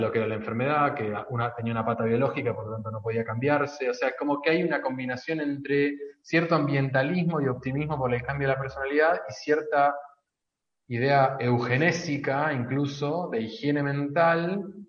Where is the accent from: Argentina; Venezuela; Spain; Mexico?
Argentina; como argentinos tenemos tendencia a los casicazgos